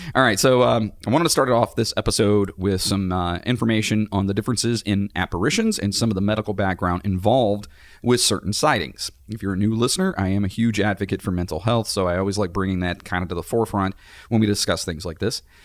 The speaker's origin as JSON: {"language": "English", "town": "Cleveland", "region": "Ohio", "country": "United States", "said": "We're from Cleveland"}